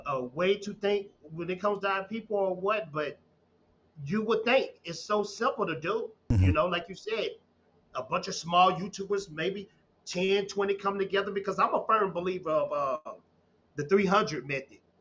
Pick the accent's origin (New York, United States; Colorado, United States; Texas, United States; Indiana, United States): Texas, United States; a small town in; I'm from Texas, man. Uh, from a, a, small town in Texas, and I had uh, a father, I had a mother, I had grandparents